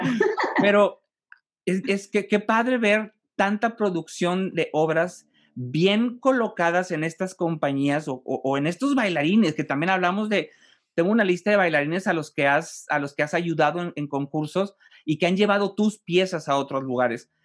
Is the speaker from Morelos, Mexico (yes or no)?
no; Monterrey, Nuevo León, Mexico; como regiomontano, como mexicano